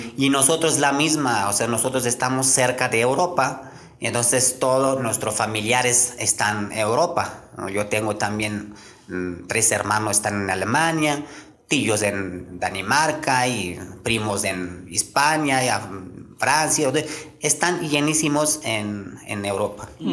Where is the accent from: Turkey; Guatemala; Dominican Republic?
Turkey; Konya; first language Turkish; Spanish is a second language; moved away as an adult; now in Querétaro, Mexico; yo nací en un, en un rancho y ya después de crecimos como adolescente, ya fui a su edad, empecé a trabajar. Y mi ciudad se llama conia le llaman